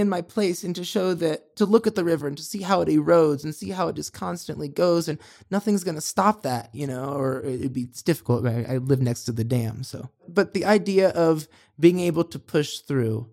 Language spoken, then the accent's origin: English; Monticello, Indiana, United States; now in Los Angeles, United States; the river I grew up on in Monticello